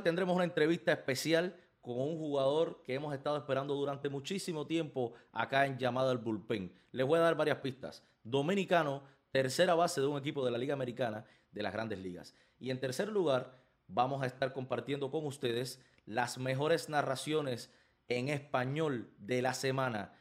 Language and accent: Spanish; Santa Clara, Villa Clara, Cuba; moved away; creciendo en Cuba, desde los cinco años yendo a, estadios de béisbol, al estadio de mi ciudad en Santa Clara